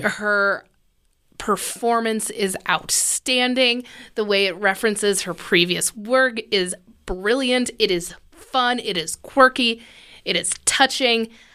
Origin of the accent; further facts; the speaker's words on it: United States; I'm American